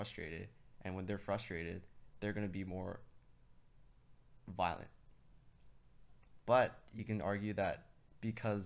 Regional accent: Hong Kong; now in Toronto, Canada; I'm from Hong Kong.

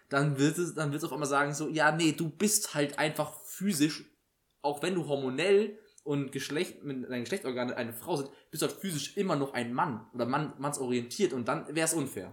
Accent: Germany; bei uns in Deutschland

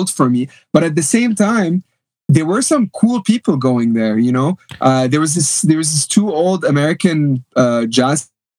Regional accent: Lebanon; moved away; also born or lived in Canada / New York; I was born in Lebanon, raised in Lebanon. Then when I was 5, 6, I came to Canada for a few years to escape the end of civil war

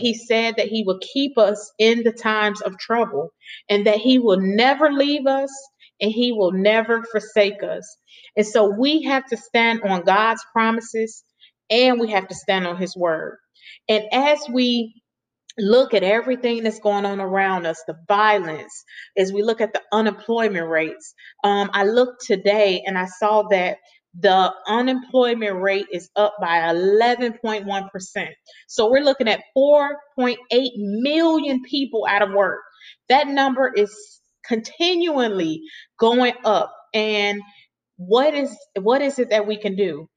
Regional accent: Chicago, Illinois, United States; Chicago, because that's my home state, that's where I was born and raised

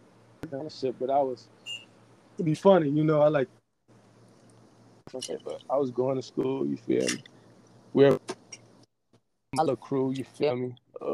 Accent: Chicago, Illinois, United States; growing up in Chicago.

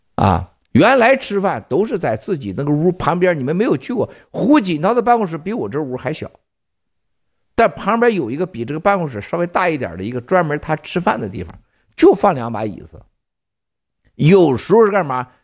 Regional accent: Northeast China, China; 我从小是东北炕上长大的

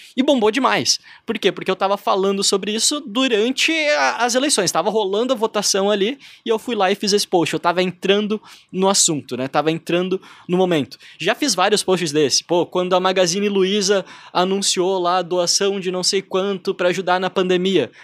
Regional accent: Brazil; me identificava como brasileiro

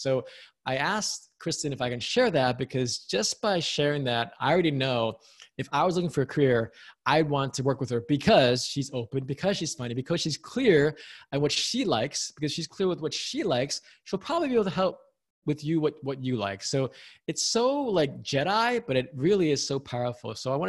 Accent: New York City, New York, United States; I don't know if you grew up in New York City, but I grew up in New York City, but I also worked on Wall Street at American Express.

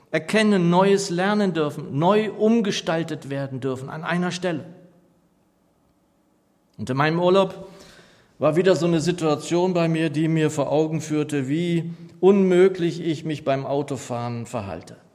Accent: Northeim, Lower Saxony, Germany; Als ich so ein junger Gläubiger war, so wie du, Kalito, da sangen wir in meiner Heimatgemeinde in Niedersachsen in Nordheim eigentlich immer am Ende jedes Gottesdienstes ein Segenslied.

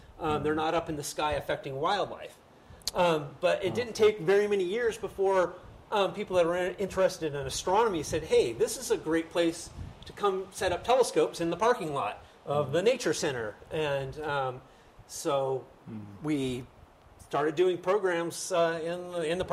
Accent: Bend, Oregon, United States; I moved back to my hometown of Bend

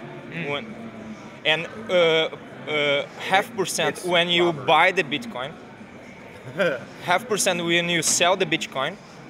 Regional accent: Brazil; We're from Brazil

